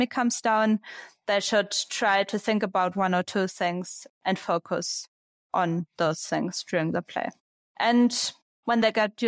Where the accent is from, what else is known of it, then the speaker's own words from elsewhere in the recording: Braunschweig, Lower Saxony, Germany; Braunschweig, was my hometown. It's in the north of Germany.